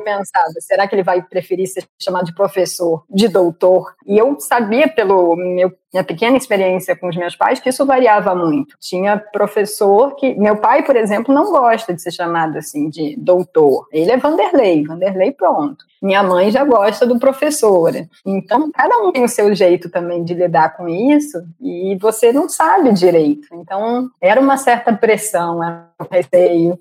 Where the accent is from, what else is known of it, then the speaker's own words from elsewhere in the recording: Rio de Janeiro, Brazil; moved away as an adult; also born or lived in Manaus, Brazil / England; minha infância no Rio realmente foi rodeada por é, natureza